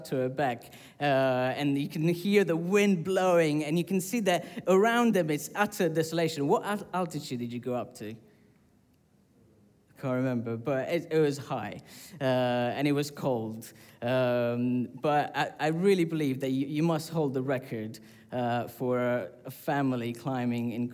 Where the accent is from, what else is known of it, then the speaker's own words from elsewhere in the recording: Sicily, Italy; moved away; I grew up in Sicily, which is a volcanic island